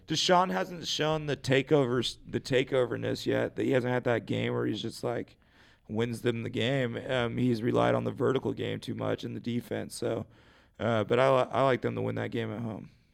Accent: United States; Growing up in America

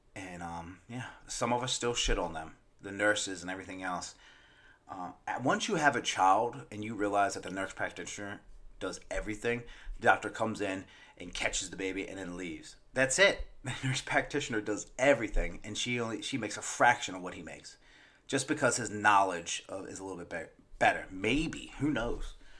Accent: Maryland, United States; moved away; my birth state, which is Maryland

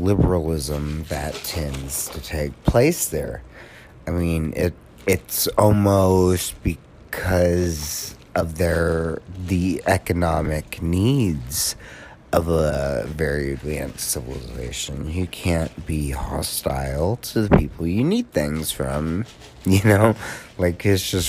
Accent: United States; as an American

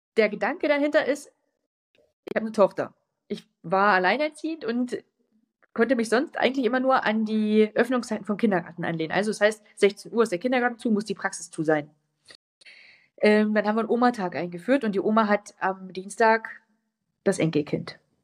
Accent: a village near Worbis, Thuringia, Germany; Da sind viele Dörfer drumherum und eins dieser kleinen Dörfer ist mein Heimatdorf.

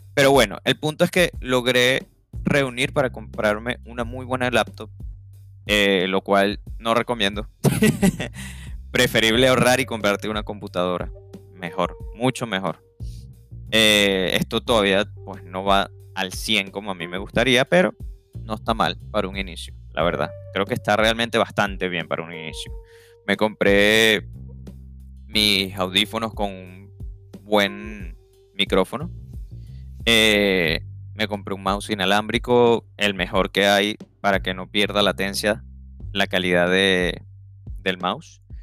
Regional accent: Venezuela; moved away as an adult; now in United States; soy venezolano. Vivía en Venezuela, obviamente, por mucho tiempo

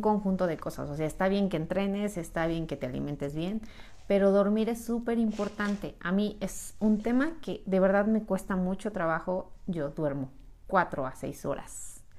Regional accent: Mexico City, Mexico; Yo también soy de la Ciudad de México

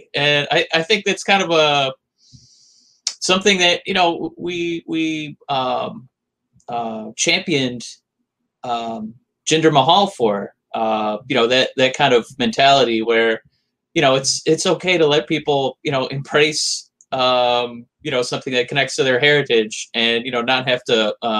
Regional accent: Dearborn, Michigan, United States; we grew up in Dearborn, which is like the highest concentration of Arab Americans in all of the United States.

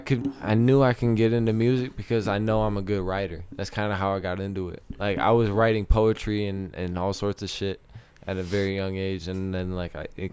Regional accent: Novi, Michigan, United States; also born or lived in Detroit; now in Colorado, United States; I grew up in Detroit

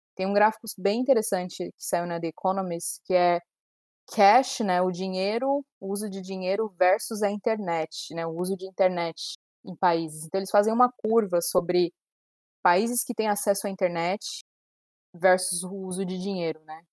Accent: Brazil; a gente, como brasileiro

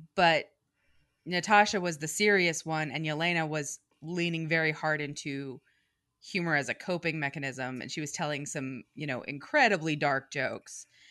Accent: New York City, New York, United States; I am a New Yorker, and I am an East Coast girl for life

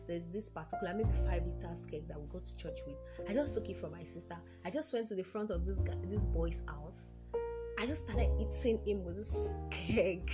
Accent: Yoruba land, Yorubaland, Nigeria; I'm from the Yoruba tribe of Nigeria

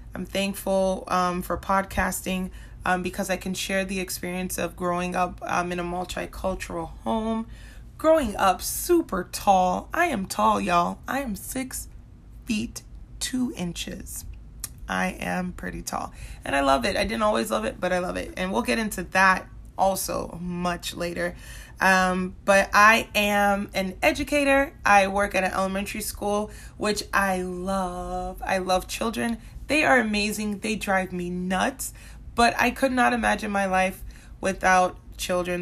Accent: Minnesota, United States; also born or lived in Central Florida; now in Florida, United States; I grew up in Minnesota. I spent eleven years there

